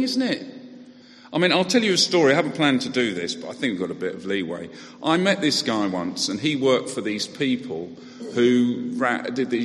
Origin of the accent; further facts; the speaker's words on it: United Kingdom; we're British